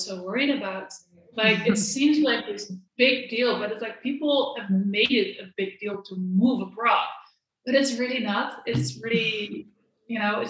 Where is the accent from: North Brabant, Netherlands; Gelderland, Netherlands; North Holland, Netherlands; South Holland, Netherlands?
South Holland, Netherlands; The Hague; moved away as an adult; also born or lived in Maastricht, Netherlands; now in Spain; I'm originally from The Hague.